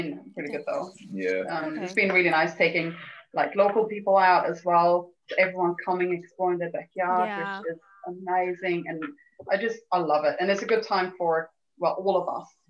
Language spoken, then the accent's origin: English; Sweden; moved away as an adult; also born or lived in Australia; now in New Zealand; Born and raised in Sweden, next to a fjord